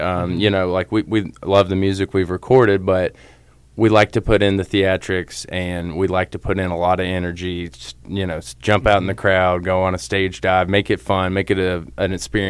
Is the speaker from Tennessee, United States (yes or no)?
yes; Chattanooga, Tennessee, United States; I'm from Chattanooga, Tennessee